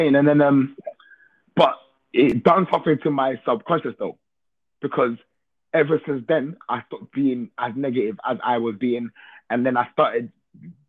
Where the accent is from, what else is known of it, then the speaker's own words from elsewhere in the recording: London, United Kingdom; born and raised in East London, Hackney